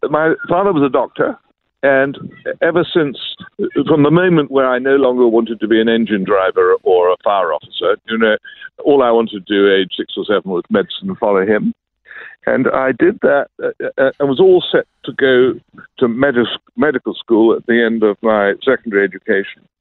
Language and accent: English; London, United Kingdom; I grew up in London, England